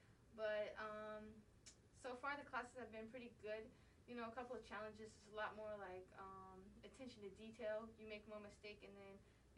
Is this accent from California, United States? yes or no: no; Cobb County, Georgia, United States; I am from Cobb County, so I want to be close to home.